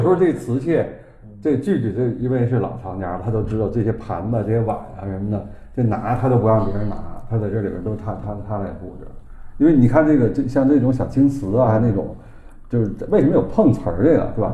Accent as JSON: {"language": "Chinese", "region": "Beijing", "country": "China", "accent": "Beijing dialect", "said": "我们北京话就是说这个北方话嘛"}